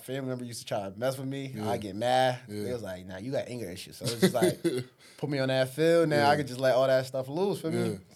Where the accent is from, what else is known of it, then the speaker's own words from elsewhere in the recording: New Haven, Connecticut, United States; also born or lived in Africa; I was born in Africa, came down to Connecticut when I was what, 4 or 5 years old